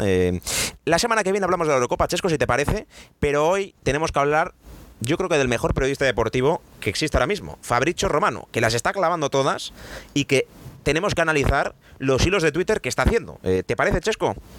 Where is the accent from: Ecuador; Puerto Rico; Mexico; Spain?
Spain; Para eso somos españoles